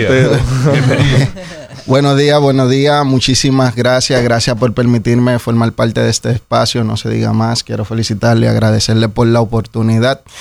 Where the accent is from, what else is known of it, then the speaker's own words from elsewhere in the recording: Dominican Republic; Nosotros tenemos un acento. De hecho, eh, hasta la manera en la que nos expresamos es muy, muy auténtica de aquí